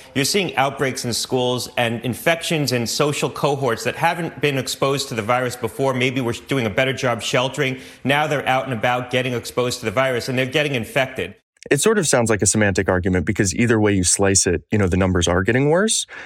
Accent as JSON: {"language": "English", "region": "Michigan", "country": "United States", "said": "Michigan, my home state"}